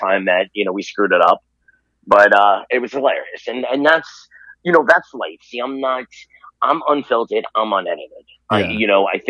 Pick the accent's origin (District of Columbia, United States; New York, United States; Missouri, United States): New York, United States; New York City; also born or lived in Virginia; I was born in Staten Island, New York, and I grew up there mostly